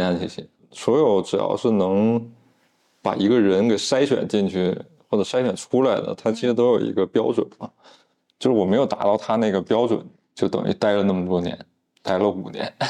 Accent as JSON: {"language": "Chinese", "region": "Northeast China", "country": "China", "tie": "born or raised there", "said": "我老家那边人不太知道这个中央美院，只知道这个鲁迅美术学院，就东北那边就认那个，高中我就去沈阳去学的"}